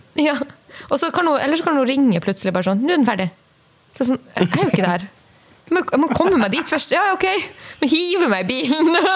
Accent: Kirkenes, Finnmark, Norway; moved away; Når jeg er hjemme i Kirkenes og mormor skal lage uh, middag

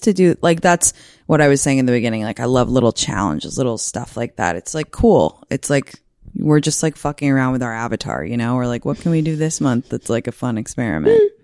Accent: London, United Kingdom; moved away; I'm from London.

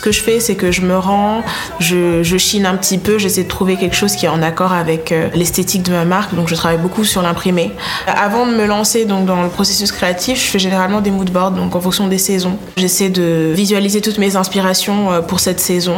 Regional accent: Côte d’Ivoire; now in France; j'ai grandi en Afrique, donc j'ai grandi en Côte d'Ivoire

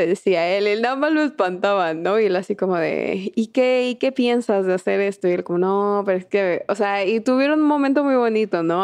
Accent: Mexico; somos mexicanas y lo hemos visto toda nuestra vida

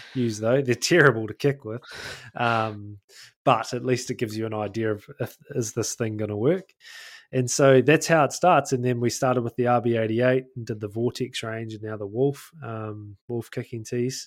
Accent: North Otago, New Zealand; North Otago, actually, my hometown

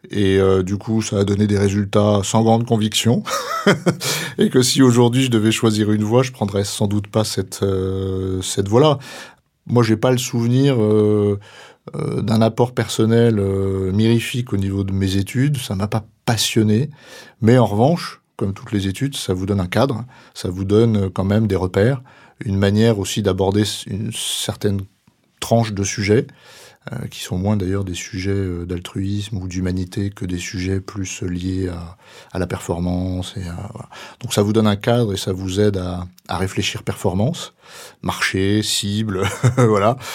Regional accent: Ravel, Auvergne-Rhône-Alpes, France; j'ai 55 ans, j'ai trois enfants, dont l'aîné a 28 ans. pareil, je suis originaire d'un petit village auvergnat à 350 habitants qui s'appelle Ravel.

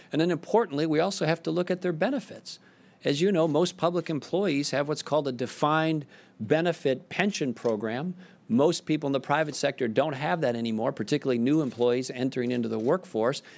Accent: South Saint Paul, Minnesota, United States; I grew up in South Saint Paul, Minnesota.

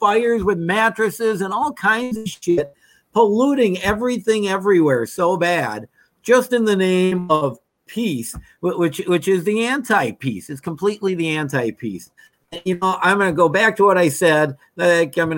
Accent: Minnesota, United States; When I grew up in Minnesota, it was 3M, it was Honeywell, it was General Mills

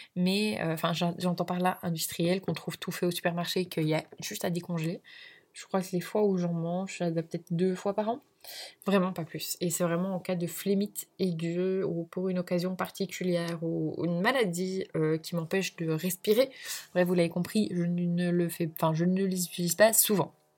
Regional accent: Belgium; je suis belge d'origine

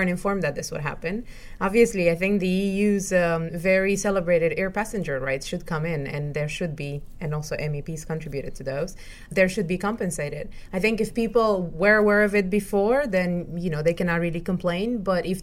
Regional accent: Romania; I'm from Romania

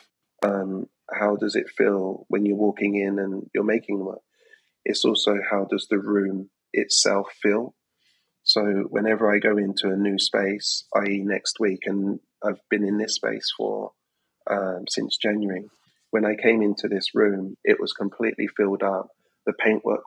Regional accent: London, United Kingdom; I'm an artist, born and raised in London

